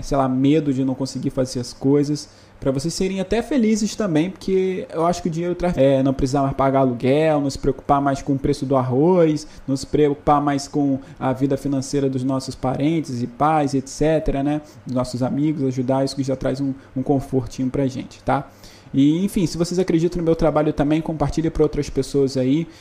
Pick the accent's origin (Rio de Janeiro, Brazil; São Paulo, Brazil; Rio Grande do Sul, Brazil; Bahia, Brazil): Rio de Janeiro, Brazil; Angra dos Reis; moved away; em Angra dos Reis, que é a cidade de onde eu vim